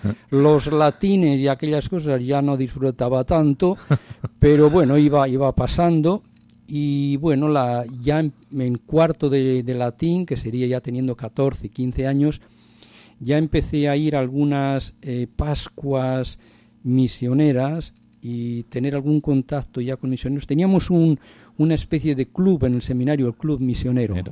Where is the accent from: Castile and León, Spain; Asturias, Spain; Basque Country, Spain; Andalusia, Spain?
Castile and León, Spain; Padilla de Abajo; mi pueblo, soy de un pueblecito de Burgos, de Padilla de Abajo